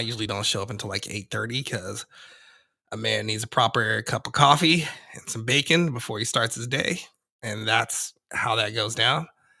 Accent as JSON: {"language": "English", "region": "the West", "country": "United States", "tie": "born or raised there", "also_born_or_lived": "New York", "said": "I was born there, but I was raised out west."}